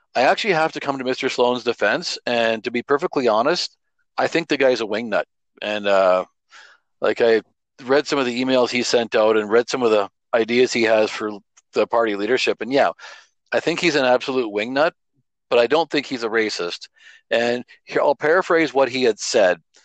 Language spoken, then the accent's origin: English; Alberta, Canada; I grew up in Alberta through the 1980s